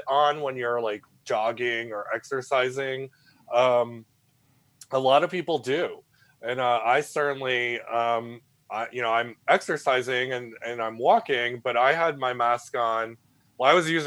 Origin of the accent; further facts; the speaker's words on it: New England, United States; now in San Francisco, United States; I'm initially from New England